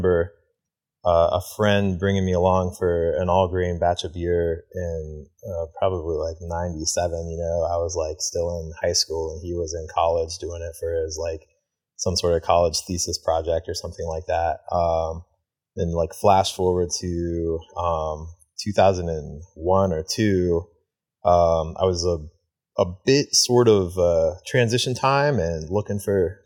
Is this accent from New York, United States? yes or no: no; Athens, Ohio, United States; moved away as an adult; also born or lived in Beaverton, Oregon; Jackie O's is in my hometown of Athens.